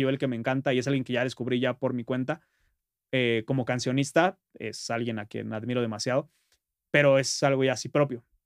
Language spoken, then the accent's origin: Spanish; northern Valley of Mexico, State of Mexico, Mexico; los que somos de, de Tlatizapan, Tlatizapán, este, municipios hermanos, o en general de la zona norte